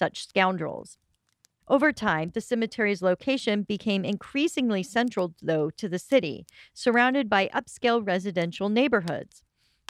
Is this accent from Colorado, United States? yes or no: yes; Colorado, United States; Growing up in Colorado